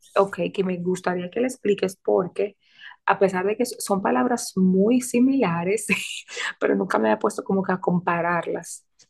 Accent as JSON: {"language": "Spanish", "town": "Santo Domingo", "country": "Dominican Republic", "moved": "yes", "said": "como decimos en Santo Domingo"}